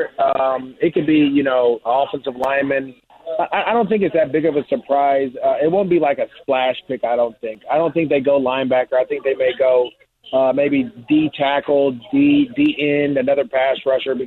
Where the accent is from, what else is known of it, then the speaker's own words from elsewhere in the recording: Antioch, California, United States; my hometown, so that's in Antioch, California.